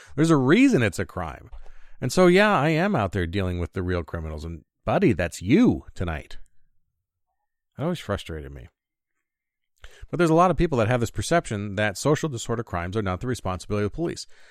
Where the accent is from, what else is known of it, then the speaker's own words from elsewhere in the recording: United States; as an American father, husband, and human being